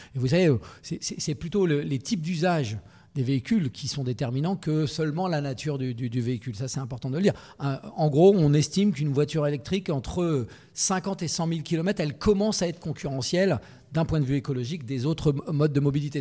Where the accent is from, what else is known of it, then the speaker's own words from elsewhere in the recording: Sologne, Centre-Val de Loire, France; je suis né en Sologne